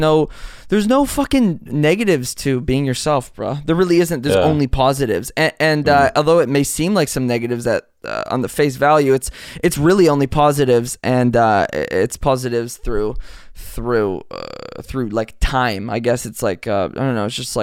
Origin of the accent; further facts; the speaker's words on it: Compton, California, United States; I grew up in Compton, so not really. I grew up in South Central, so I don't know.